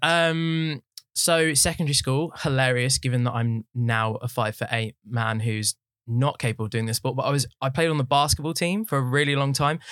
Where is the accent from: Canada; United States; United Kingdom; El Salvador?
United Kingdom; Watford, East of England; I was born in Watford. I've lived there my whole life.